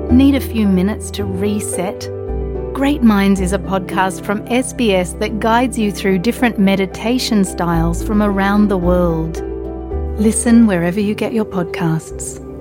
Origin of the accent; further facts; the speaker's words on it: Croatia; now in Australia; watching the soccer team from my birth country compete at FIFA World Cup